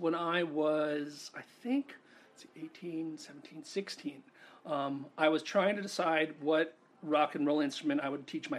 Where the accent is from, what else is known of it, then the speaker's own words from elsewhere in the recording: New York, United States; also born or lived in Connecticut / Rhode Island; At that point, you know, I grew up in New York. Excuse, Connecticut, Rhode Island. Back and forth to New York, trips to Germany. My dad's from Germany. But really not a lot of experience of the rest of the United States.